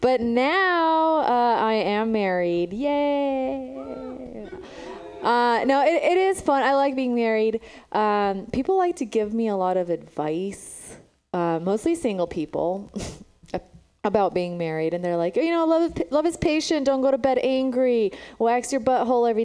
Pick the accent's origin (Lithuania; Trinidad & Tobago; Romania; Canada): Romania; now in San Francisco, United States; I'm from Romania. That's where I was born.